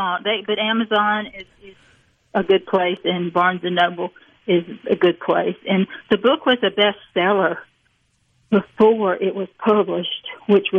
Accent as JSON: {"language": "English", "town": "Petal", "region": "Mississippi", "country": "United States", "also_born_or_lived": "New England / Northampton", "moved": "yes", "said": "I'm from Petal. It was a 2 red light town till it got Walmart and got 3."}